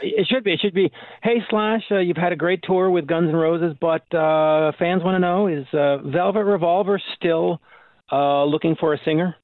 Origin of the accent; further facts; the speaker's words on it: Canada; as a Canadian myself